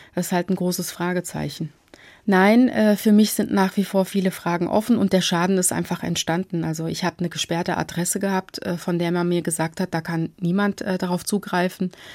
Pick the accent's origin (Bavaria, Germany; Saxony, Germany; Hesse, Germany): Hesse, Germany; Marburg; moved away as an adult; now in Frankfurt, Germany; Ich bin in Marburg geboren und aufgewachsen, habe dort mein Abitur gemacht